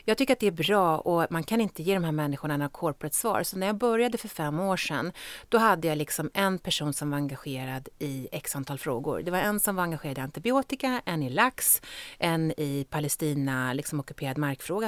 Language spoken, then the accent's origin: Swedish; Stockholm, Stockholm County, Sweden; jag är ju från Stockholm och om jag ska bo i Sverige så vill jag leva i Stockholm